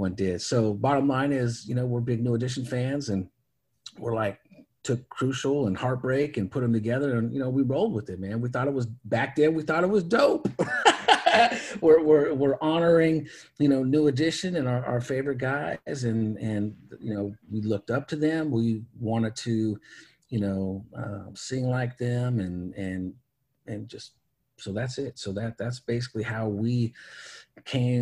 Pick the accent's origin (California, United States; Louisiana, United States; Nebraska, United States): California, United States; Oakland; also born or lived in Hayward, California / San Leandro, California; I was from Oakland and Hayward, San Leandro